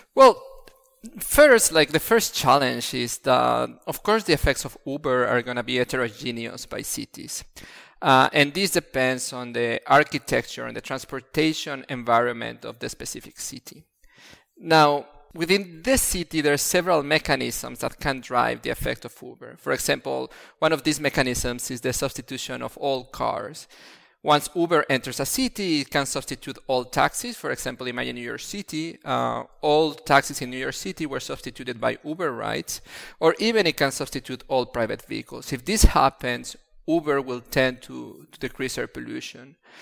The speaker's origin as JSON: {"language": "English", "region": "Mexico City", "country": "Mexico", "tie": "born or raised there", "moved": "as an adult", "lives_now": "Italy", "said": "I come from Mexico City, and Mexico City is constantly having pollution-related issues"}